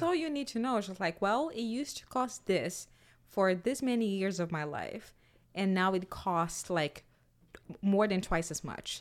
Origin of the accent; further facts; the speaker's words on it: Brazil; now in United States; I'm from Brazil